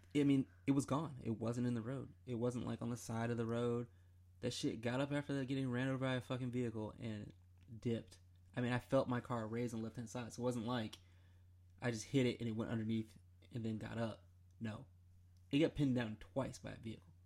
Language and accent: English; Michigan, United States; now in Columbia, United States; I'm from Michigan